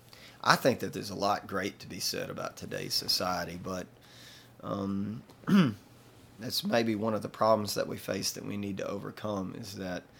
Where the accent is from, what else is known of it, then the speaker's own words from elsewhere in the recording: Booneville, Mississippi, United States; my hometown of Boonville, Mississippi